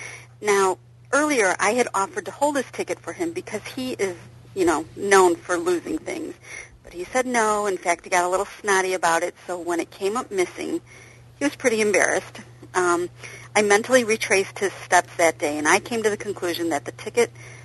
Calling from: Schaumburg, Illinois, United States; I'm calling from Schaumburg, Illinois

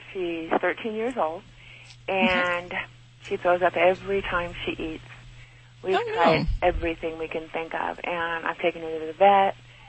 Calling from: Stephenville, Texas, United States; I'm calling from Stephenville, Texas.

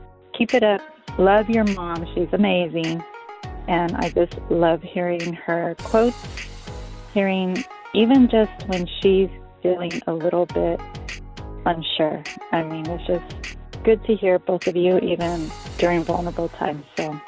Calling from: Chula Vista, California, United States; I'm calling from Chula Vista.

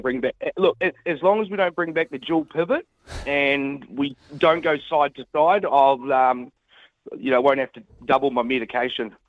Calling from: Perth, Western Australia, Australia; I'm calling from Perth, yep, I'm calling from Perth

